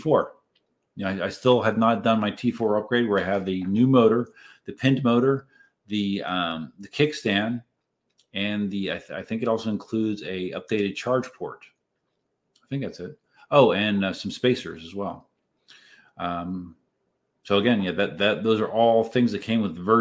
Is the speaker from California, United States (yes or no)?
no; Reading, Pennsylvania, United States; moved away as an adult; I am originally from Southeast Pennsylvania. I lived in the greater Reading area for the first 32 years of life